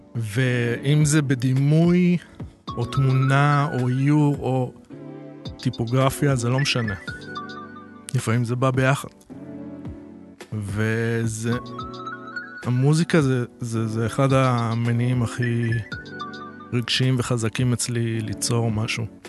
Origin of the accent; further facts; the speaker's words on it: Netanya, Central District, Israel; גדלתי אה, בנתניה